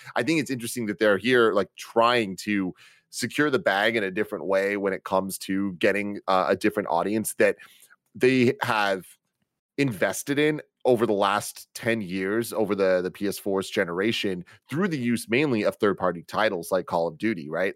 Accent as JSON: {"language": "English", "town": "San Francisco", "region": "California", "country": "United States", "said": "I'm from San Francisco"}